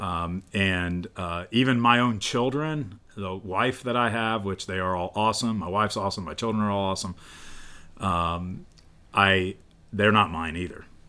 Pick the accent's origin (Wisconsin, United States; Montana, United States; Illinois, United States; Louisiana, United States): Illinois, United States; central; I grew up in Illinois